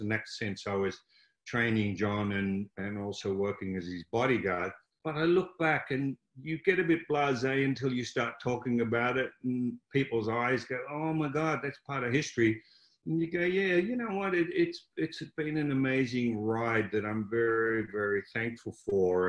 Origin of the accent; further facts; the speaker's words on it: Melbourne, Victoria, Australia; I grew up in Croydon, which is a suburb of Melbourne, Australia